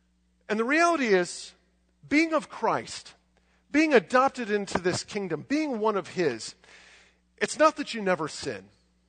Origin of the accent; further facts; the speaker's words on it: United States; do I believe this just because I grew up in America?